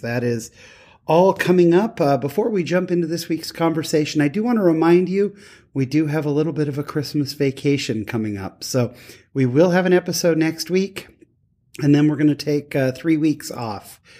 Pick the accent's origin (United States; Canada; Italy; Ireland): United States; Utah; I'm from Utah